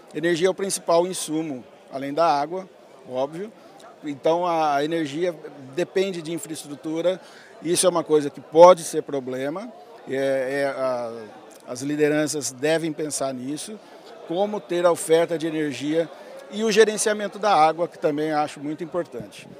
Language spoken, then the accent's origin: Portuguese; Votuporanga, São Paulo, Brazil; also born or lived in Espírito Santo do Pinhal; Eu nasci em Votuporanga, era aqui no norte do estado